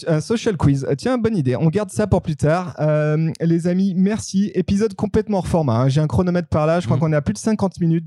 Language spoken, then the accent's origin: French; Savoy, Auvergne-Rhône-Alpes, France; je suis savoyard